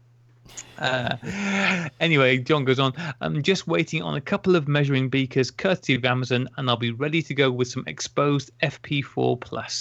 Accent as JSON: {"language": "English", "town": "Taunton", "region": "South West England", "country": "United Kingdom", "tie": "born or raised there", "said": "I was born in Taunton, Somerset Massive"}